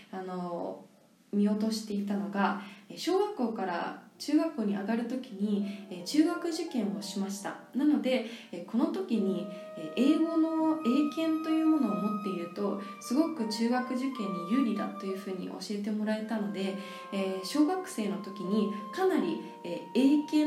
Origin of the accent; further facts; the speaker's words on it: New Zealand; also born or lived in Japan; 日本で生まれてその後すごく幼少期の頃はいろいろな国に連れて行ってもらっていたのでそんな中でニュージーランド出身なんですね